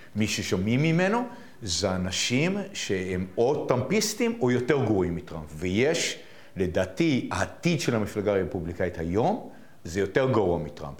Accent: Israel; אני גדלתי בישראל

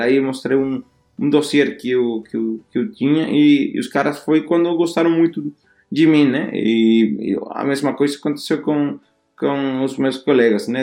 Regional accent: Spain; Portuguese is a second language; moved away as an adult; now in Denmark; somos dois espanhóis

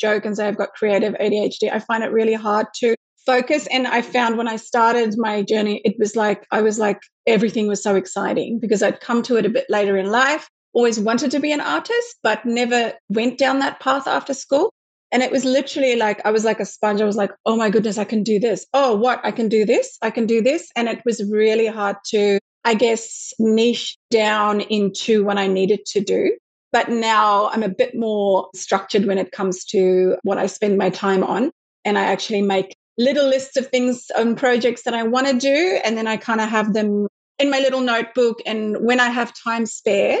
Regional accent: South Africa; moved away as an adult; now in Sydney, Australia; I grew up in South Africa

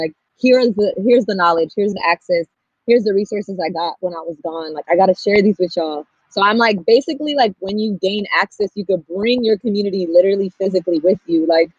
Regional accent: Pasadena, California, United States; also born or lived in Los Angeles, United States; So I grew up in LA in Frogtown for a little bit. I moved over here when I was like 7. So that was a very brown community in LA. And there was a lot of violence, or like community violence. So my mom moved us.

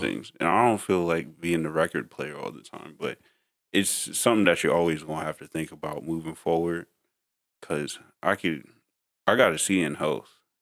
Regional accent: New York, United States; growing up in New York

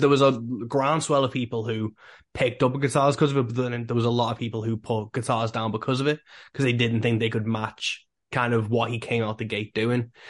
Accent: England, United Kingdom; I'm from England

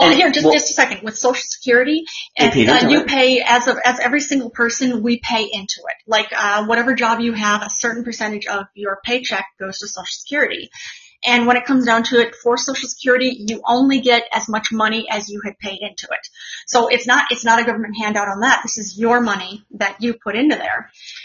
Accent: Monterey, California, United States; I'm from Monterey.

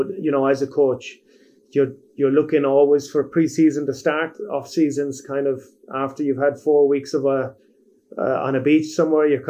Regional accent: Ireland; moved away as an adult; also born or lived in Cambodia; now in Hyderabad, India; as an Irishman

